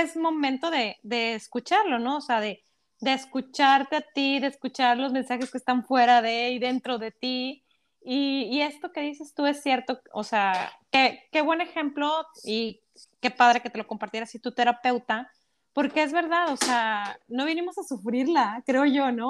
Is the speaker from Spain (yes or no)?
no; Mexico; como mexicanos, yo creo que como vivimos en una cultura de telenovelas